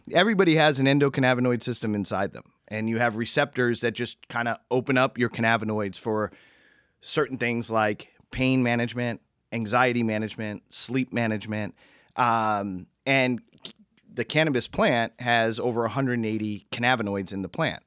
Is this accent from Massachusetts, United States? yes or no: yes; Boston, Massachusetts, United States; moved away; growing up in Massachusetts